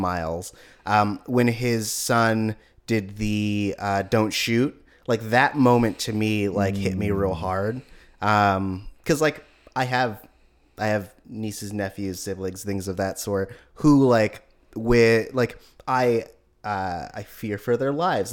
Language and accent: English; Oakland, California, United States; I'm from Oakland